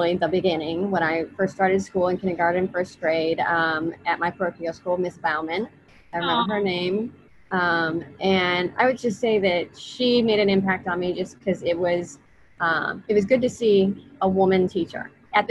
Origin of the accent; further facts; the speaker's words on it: Omaha, Nebraska, United States; I am a native of Omaha, North Omaha